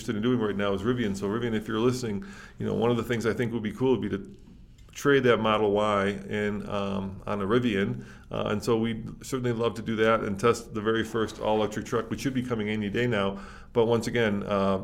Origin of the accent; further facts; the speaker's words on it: Chicago, Illinois, United States; moved away; I grew up in Chicago